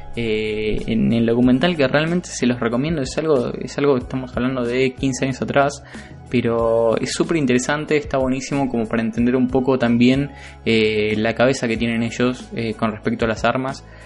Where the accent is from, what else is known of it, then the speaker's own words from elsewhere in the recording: Argentina; nosotros como argentinos